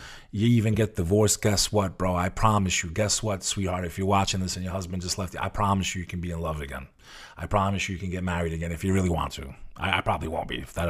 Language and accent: English; New Jersey, United States; Like, my town where I grew up, I grew up on the Hudson River facing Manhattan.